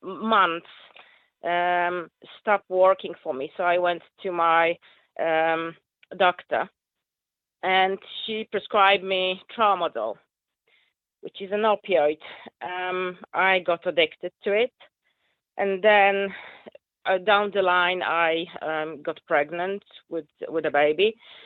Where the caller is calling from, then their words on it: Rossendale, North West England, United Kingdom; I am very close to you, actually. I'm from Rosendale.